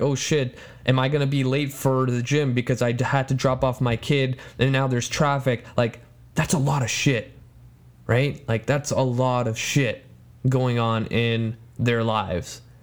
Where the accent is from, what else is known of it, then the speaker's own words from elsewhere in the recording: Poland; first language Polish; English is a second language; moved away; my home country